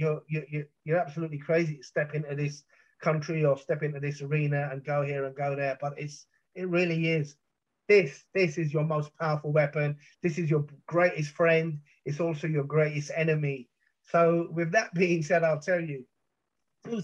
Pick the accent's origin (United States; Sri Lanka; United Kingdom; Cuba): United Kingdom; London; growing up in South London